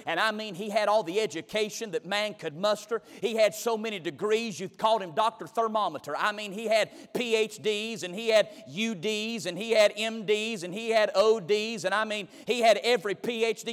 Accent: McLeansville, North Carolina, United States; I was raised in McLeansville, North Carolina

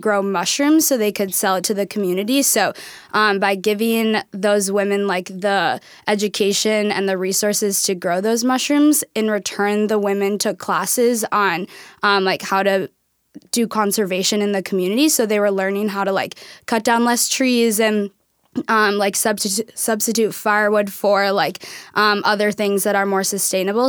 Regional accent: Hopkins, Minnesota, United States; moved away as an adult; now in Tacoma, United States; I'm from Minnesota

